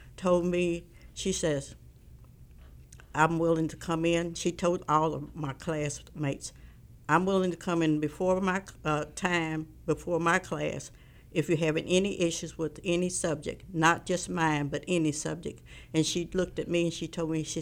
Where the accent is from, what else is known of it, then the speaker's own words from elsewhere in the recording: Columbia, Missouri, United States; now in Kansas City, United States; We grew up in Columbia, Missouri